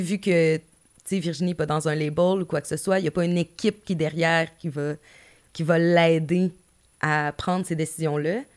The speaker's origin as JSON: {"language": "French", "town": "Gaspé", "region": "Quebec", "country": "Canada", "moved": "yes", "said": "Je, travaillais en Gaspésie, je viens de Gaspé"}